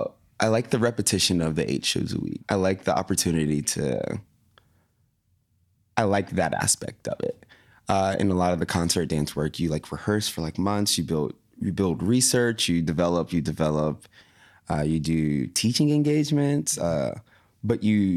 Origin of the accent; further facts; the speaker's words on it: Tallahassee, Florida, United States; I'm from Tallahassee, Florida.